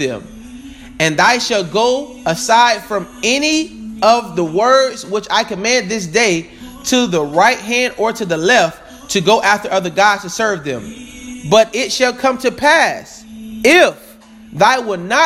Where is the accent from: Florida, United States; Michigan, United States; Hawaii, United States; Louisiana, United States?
Florida, United States; Tampa; I am from Tampa, Florida